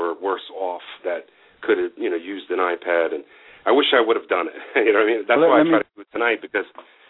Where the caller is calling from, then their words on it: Massachusetts, United States; from Massachusetts, ….